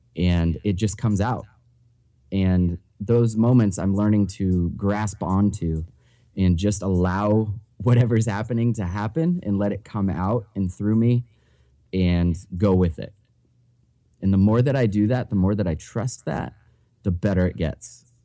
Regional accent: New Hampshire, United States; I was born and raised in New Hampshire.

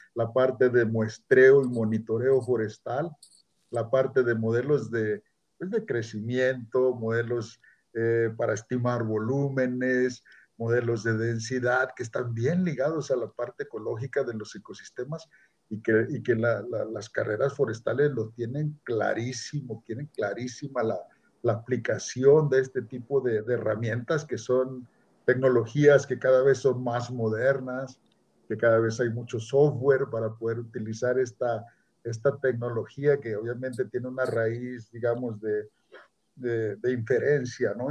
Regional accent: near Tehuacán, Puebla, Mexico; also born or lived in Chapingo, State of Mexico; now in Chihuahua, Mexico; yo nací en, Tehuacán, Puebla, en un pueblo por ahí cerca de esa región, en la zona mixteca. Se llama San Bartolo Tontepec.

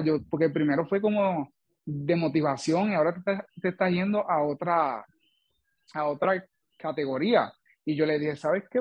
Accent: Villalba, Puerto Rico; soy del pueblo de Villalba

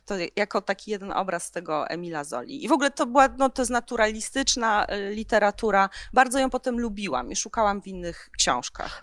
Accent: Tarnów, Lesser Poland, Poland; ja pochodzę z Tarnowa

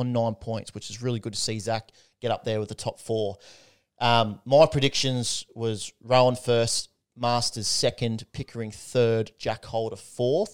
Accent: Australia; Could, couldn't be prouder as an Aussie

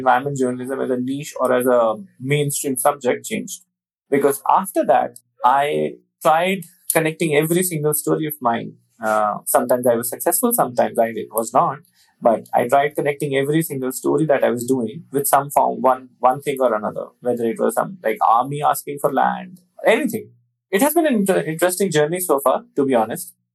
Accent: Delhi, India; I was born in Delhi and all my studies, everything happened in Delhi, including my school, college, everything.

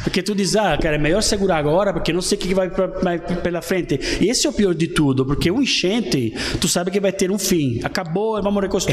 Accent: Naples, Campania, Italy; Portuguese is a second language; moved away as an adult; also born or lived in London; now in Blumenau, Brazil; eu sou de Nápoles

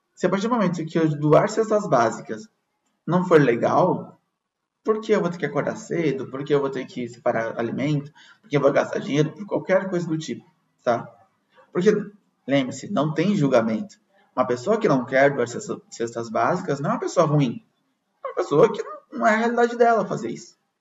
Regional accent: Brazil; nós que somos brasileiros

